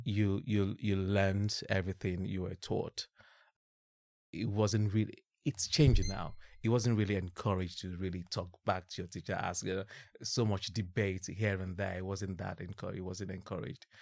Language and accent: English; Ibadan, Oyo, Nigeria; moved away as an adult; also born or lived in Bradford; now in London, United Kingdom; born and bred in Ibadan